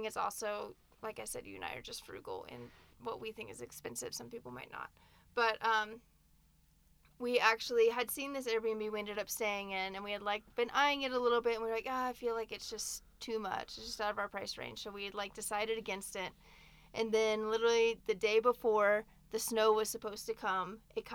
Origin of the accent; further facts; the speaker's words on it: Nashville, Tennessee, United States; moved away as an adult; also born or lived in Denver; we're both from Nashville as well